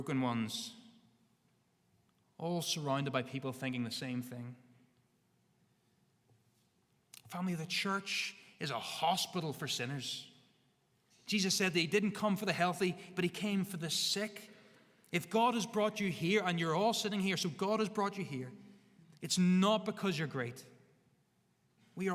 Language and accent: English; Northern Ireland, United Kingdom; We have a bit of stubbornness in us as Northern Irish people